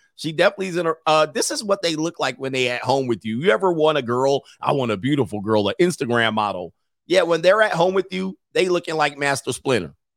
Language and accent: English; Southern California, United States; growing up in Southern California